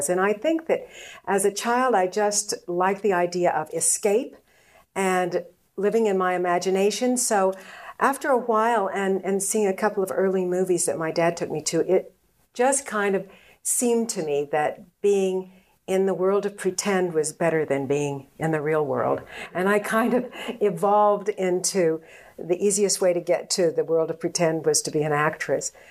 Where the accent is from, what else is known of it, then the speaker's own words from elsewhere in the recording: Chicago, Illinois, United States; born there; When I was a kid growing up, um, I was born in Chicago, Illinois.